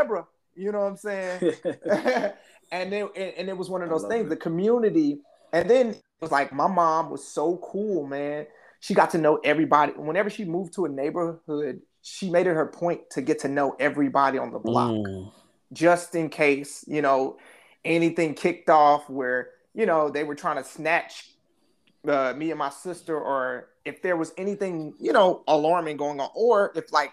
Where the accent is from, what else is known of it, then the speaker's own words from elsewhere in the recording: Midwest, United States; living in the Midwest and growing up in the Midwest, it was very close knit